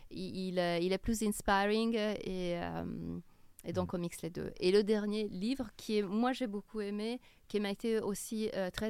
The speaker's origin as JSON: {"language": "French", "town": "Milan", "region": "Lombardy", "country": "Italy", "tie": "born or raised there", "second_language": "French", "moved": "as an adult", "lives_now": "Paris, France", "said": "Puis je suis originaire de Milan."}